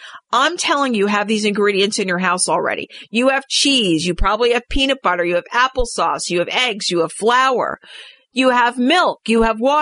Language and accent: English; New York, United States; I'm from New York